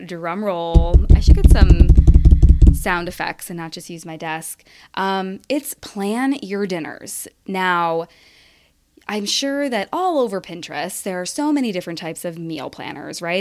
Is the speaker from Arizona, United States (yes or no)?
no; Rocky River, Ohio, United States; my hometown of Rocky River